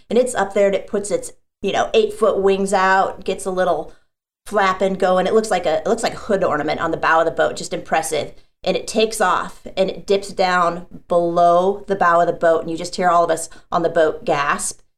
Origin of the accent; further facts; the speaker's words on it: South Dakota, United States; now in San Diego, United States; I actually grew up in the Midwest in South Dakota